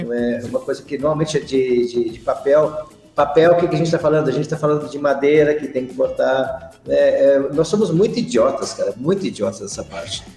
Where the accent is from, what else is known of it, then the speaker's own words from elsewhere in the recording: Bagé, Rio Grande do Sul, Brazil; also born or lived in Jataí, Goiás; lá na minha região, lá em Bagé, nós temos um, um distrito